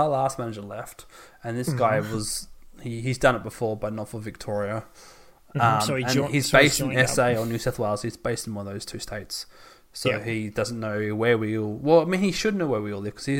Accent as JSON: {"language": "English", "country": "China", "second_language": "English", "said": "oh, your Chinese is better than my Chinese, and I'm from China."}